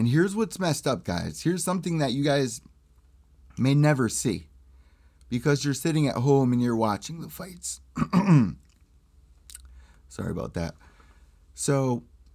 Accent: New Haven, Connecticut, United States; my hometown of New Haven, Connecticut.

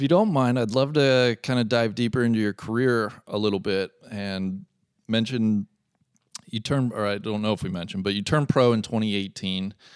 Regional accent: Cincinnati, Ohio, United States; live in my hometown, Cincinnati, Ohio

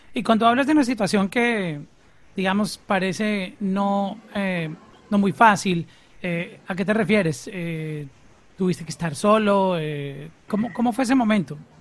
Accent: Colombia; soy colombiano

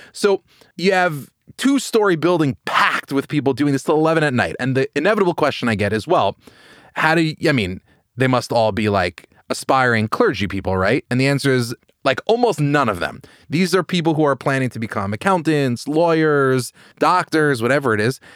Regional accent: Long Island, New York, United States; I grew up in New York, I grew up in Long Island

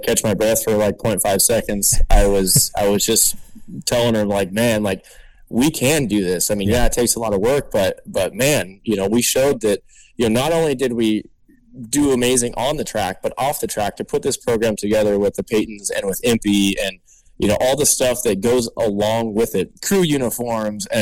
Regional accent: Southern California, United States; I'm from SoCal

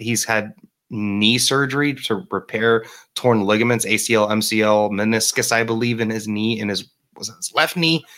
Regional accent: Miami, Florida, United States; moved away as an adult; That is my hometown. I am originally from Miami, Florida.

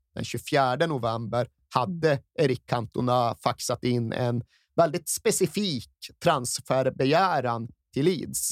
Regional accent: Malmberget, Norrbotten County, Sweden; jag satt hemma i Malmberget

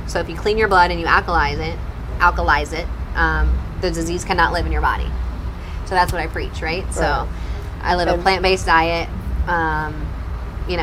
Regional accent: New Jersey, United States; And it's been hard because I'm from Jersey and I'm a foodie.

